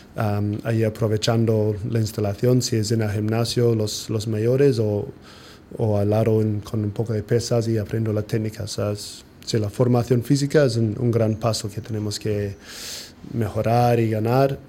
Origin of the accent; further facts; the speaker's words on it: New Zealand; Spanish is a second language; moved away as an adult; now in Sitges, Spain; somos población de 10% de país de Nueva Zelanda